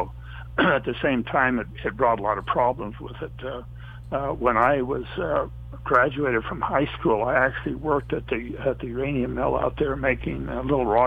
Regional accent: Moab, Utah, United States; born or raised there

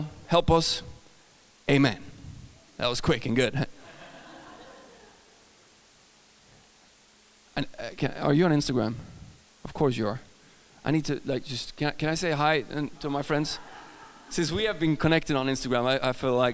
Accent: Sweden; accent: Swedish; English is a second language; I'm from Sweden

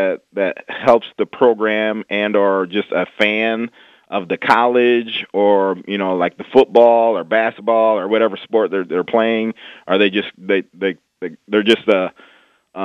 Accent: Bettendorf, Iowa, United States; I'm a kid from the Midwest. Bettendorf, Iowa

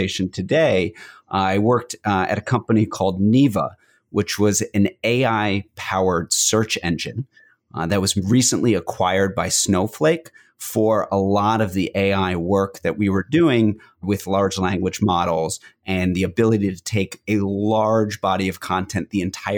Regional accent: Westchester County, outside New York City, United States; I grew up outside of New York City in Westchester County.

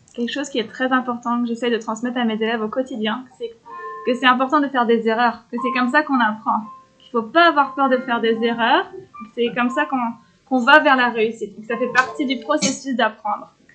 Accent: Brittany, France; now in Canada; je viens de Bretagne

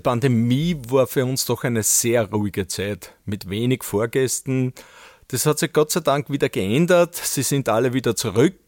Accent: Böheimkirchen, Lower Austria, Austria; als Kind noch mit meiner Mutter von meiner Heimatgemeinde Böhemkirchen nach St. Pölten

